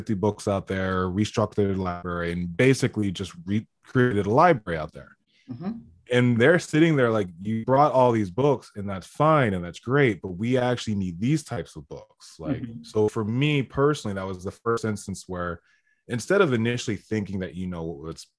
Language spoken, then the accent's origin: English; United States; I'm this American and I come from America